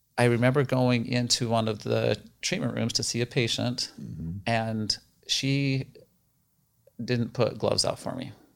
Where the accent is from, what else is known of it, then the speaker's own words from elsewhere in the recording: Roosevelt, Utah, United States; moved away as an adult; also born or lived in Ohio; now in Arizona, United States; I grew up in Roosevelt, Utah. We're about two and a half hours east of Salt Lake City